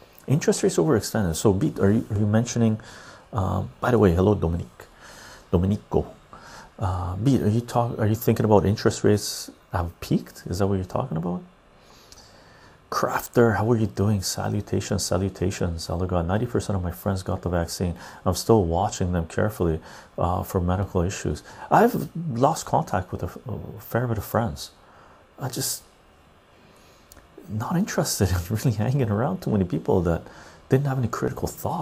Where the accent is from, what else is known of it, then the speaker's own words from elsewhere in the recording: Canada; as a Canadian